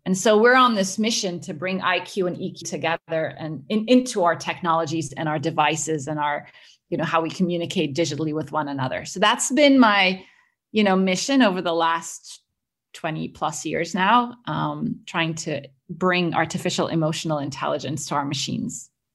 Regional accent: Egypt; moved away as an adult; also born or lived in Cambridge, United Kingdom / Boston, United States; It follows my journey growing up in the Middle East. I'm originally Egyptian, and I grew up around there

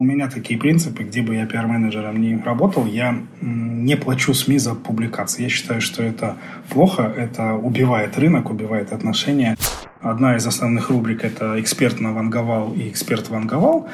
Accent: Crimea, Ukraine; moved away as an adult; also born or lived in Kharkiv, Ukraine; now in Kazakhstan; Я не местный, я не казахстанец. Я родился и вырос в Крыму

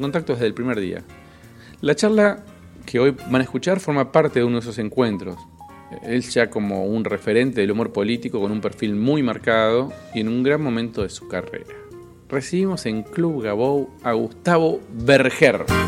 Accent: Cipolletti, Río Negro, Argentina; Chipoleti, que es la ciudad de donde soy yo

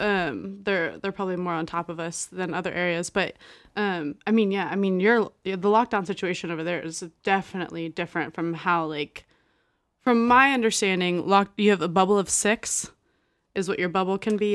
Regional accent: Texas, United States; moved away; I'm pretty much, like, born and raised in Texas

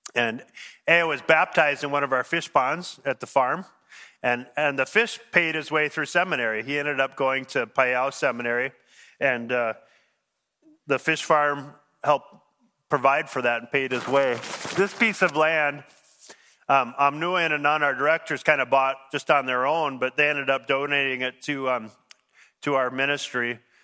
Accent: Wayzata, Minnesota, United States; moved away as an adult; also born or lived in Thailand / Haiti; I grew up in Wyzetta

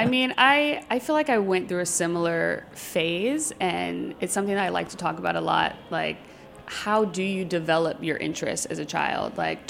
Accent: Prince George's County, Maryland, United States; to other kids growing up in Prince George's County, like I was seen as trying to be uppity or quote unquote white.

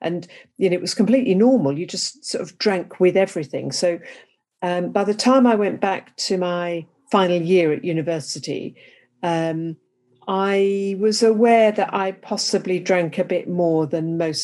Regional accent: England, United Kingdom; accent: English; As you can tell by my accent, I'm English

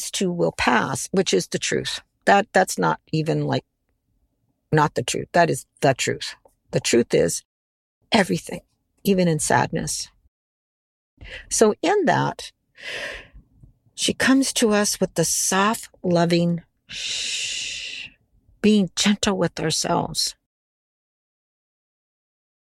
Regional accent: United States; This is where I grew up in America

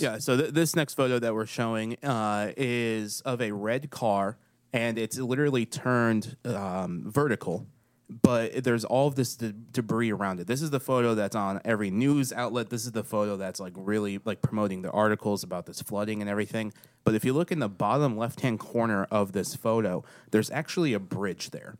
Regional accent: Waverly, Tennessee, United States; moved away; My hometown

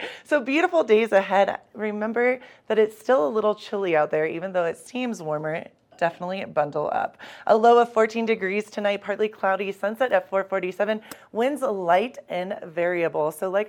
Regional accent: Dayton, Ohio, United States; now in Eagle County, United States; Ohio. Dayton, Ohio.

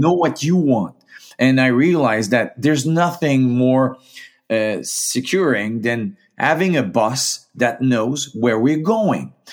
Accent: Gaspésie, Quebec, Canada; moved away; also born or lived in Saskatchewan; I am from the Maritimes, from, uh, Gaspé Zy

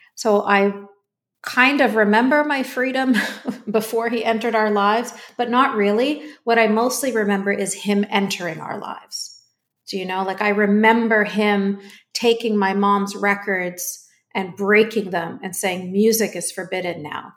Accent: Canada; I was born and raised in Canada.

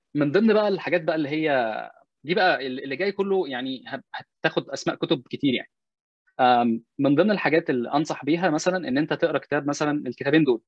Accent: Egypt; moved away; أنا مسلم مصري بتكلم عربي

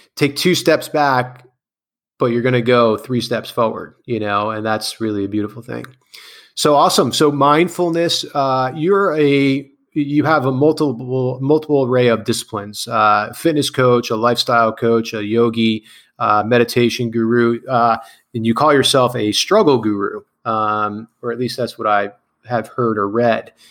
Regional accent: Clark, New Jersey, United States; I grew up in Clark, New Jersey, which is like the neighboring town

